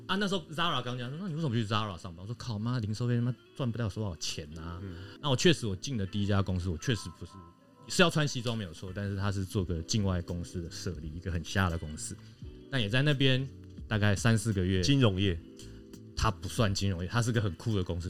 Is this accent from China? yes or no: no; Taiwan; 土生土长台湾人